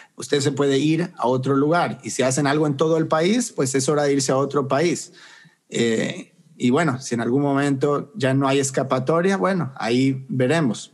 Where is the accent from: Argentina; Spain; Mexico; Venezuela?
Argentina; moved away as an adult; now in United States; Crecí en Argentina y me fui a los 21 años de edad